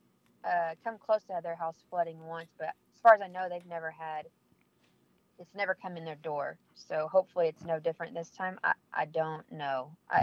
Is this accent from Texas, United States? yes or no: yes; Temple, Texas, United States; also born or lived in Holland, Texas; I live in Holland, Texas, but I'm from Temple, Texas, which is about 20 minutes from me, 20 minutes north of me. So, yeah, Holland is a little farm town, but I was born and raised in Temple.